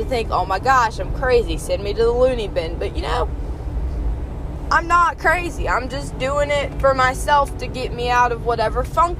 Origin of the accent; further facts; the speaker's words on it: the South, United States; accent: Southern; Which I love that you can just drive and listen to my horrible southern accent, which apparently I have.